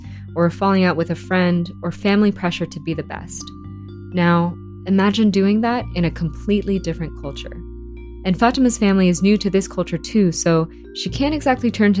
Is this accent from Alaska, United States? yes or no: no; Virginia, United States; also born or lived in Canada / Philippines / Harrisonburg, Virginia; I was born in Canada and then grew up in the Philippines with my grandparents and aunt, and then came to Virginia for most of my childhood and schooling.